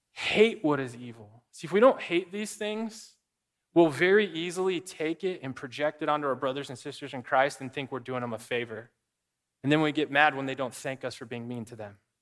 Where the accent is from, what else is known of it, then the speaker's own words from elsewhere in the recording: Arizona, United States; moved away; I grew up in Arizona